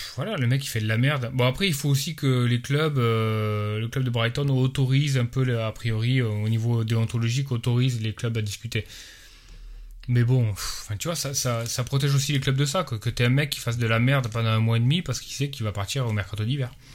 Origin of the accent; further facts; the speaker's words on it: France; moved away; nous, quand on est des Français à l'étranger